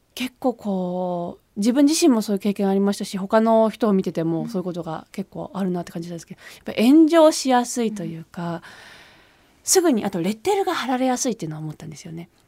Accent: Switzerland; now in Japan; 自分の中でその日本のアイデンティティというのが、はい、スイスに住んでいながらも育ってきた

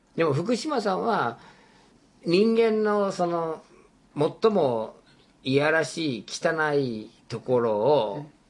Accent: United States; moved away; 僕が生まれ育った国がアメリカ合衆国で

